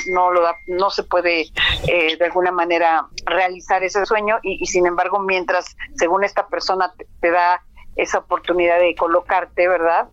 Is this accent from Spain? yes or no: no; Mexico; lo que somos como mexicanos